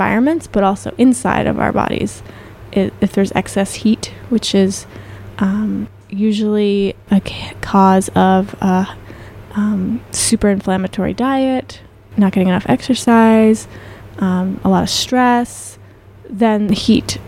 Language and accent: English; Florence, Massachusetts, United States; growing up here, I grew up in Florence